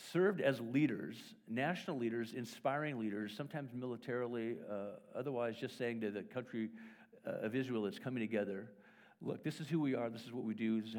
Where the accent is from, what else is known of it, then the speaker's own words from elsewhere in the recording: Wales, United Kingdom; born there; First of all, I open it up and it's written in Welsh, which is really helpful but I was born in Wales, and so it's wow, this is interesting.